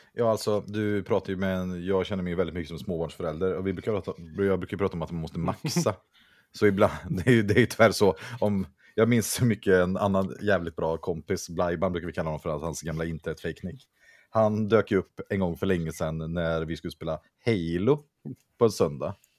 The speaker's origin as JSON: {"language": "Swedish", "town": "Vänersborg", "region": "Västra Götaland", "country": "Sweden", "said": "jag kommer från Vänersborg"}